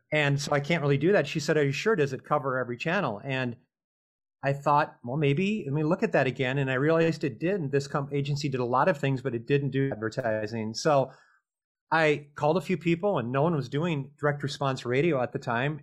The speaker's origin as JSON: {"language": "English", "region": "Minnesota", "country": "United States", "tie": "born or raised there", "said": "grew up in Minnesota"}